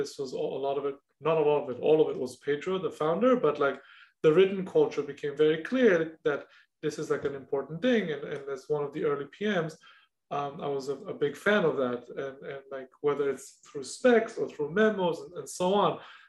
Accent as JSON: {"language": "English", "country": "Israel", "second_language": "English", "moved": "yes", "said": "when I moved from Israel, that was non-existent, meaning I knew how to write and read English, obviously, and definitely speak English somewhat better than I speak Hebrew in some cases."}